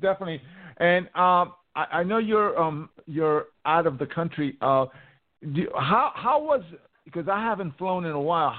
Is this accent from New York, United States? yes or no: yes; New York, United States; in my home state of New York